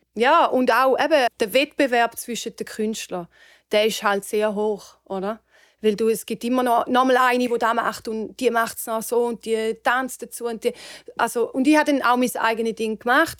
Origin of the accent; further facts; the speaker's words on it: near St. Gallen, Switzerland; moved away as an adult; now in Los Angeles, United States; Also ich bin in der Nähe von St. Gallen aufgewachsen